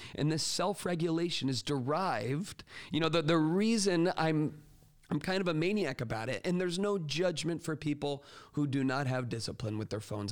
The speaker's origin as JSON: {"language": "English", "town": "Port Charlotte", "region": "Florida", "country": "United States", "tie": "born or raised there", "moved": "yes", "said": "my hometown of Port Charlotte, Punta Gorda area. And this is where I spent my whole childhood"}